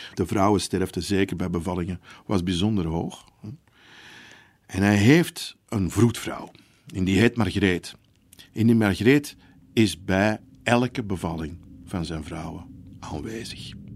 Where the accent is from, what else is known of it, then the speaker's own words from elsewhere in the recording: Antwerp, Flanders, Belgium; ik ben een Antwerpenaar